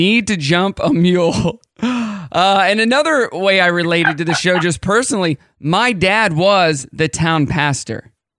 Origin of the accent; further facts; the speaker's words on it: Southwest City, Missouri, United States; I grew up in Missouri, Southwest Missouri. So a unique name town, Southwest City, Missouri. Because it was in the southwest corner of Missouri.